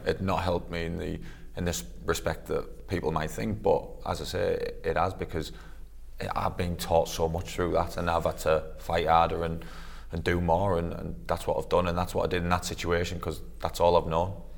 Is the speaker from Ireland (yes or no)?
no; Middlesbrough, North East England, United Kingdom; moved away as an adult; it's my hometown club.